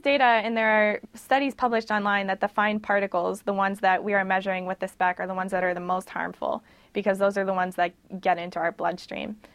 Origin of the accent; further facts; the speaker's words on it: Pittsburgh, Pennsylvania, United States; I am from Pittsburgh. Mm-hmm. Um, born and raised